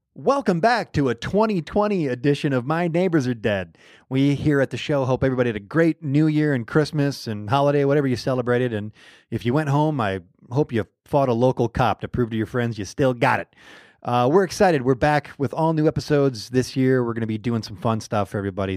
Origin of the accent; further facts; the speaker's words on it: Michigan, United States; I'm from Michigan. I'm born and raised.